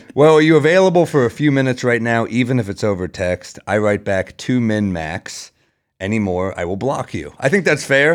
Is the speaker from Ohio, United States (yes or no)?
no; New York City, New York, United States; I'm a New Yorker